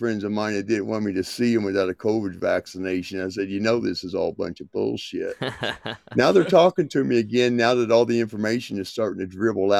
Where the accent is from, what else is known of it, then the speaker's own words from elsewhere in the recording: Indiana, United States; also born or lived in Georgia / North Carolina; now in Montana, United States; Originally, well, I was born in Georgia, raised in Indiana, grew up a lot of my time in North Carolina as a young adult to my middle age